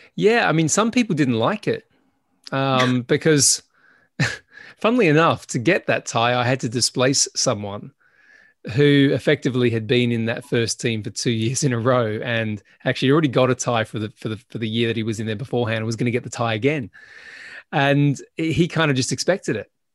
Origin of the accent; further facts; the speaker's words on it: Adelaide, South Australia, Australia; moved away as an adult; also born or lived in Sydney; I left my hometown and I went to Sydney from Adelaide